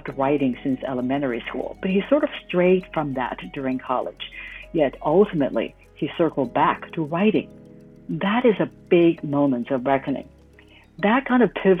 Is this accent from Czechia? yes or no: no; Hong Kong; moved away as an adult; returned to Hong Kong, my hometown